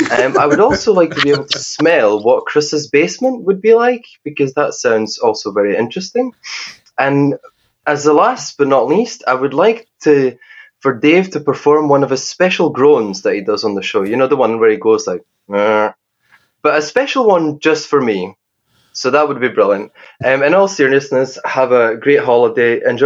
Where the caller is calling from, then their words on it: Scotland, United Kingdom; I'm calling from Scotland.